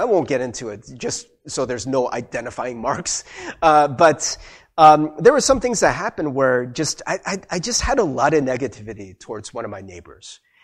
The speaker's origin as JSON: {"language": "English", "country": "United States", "tie": "born or raised there", "said": "I'm Korean American. I grew up in America."}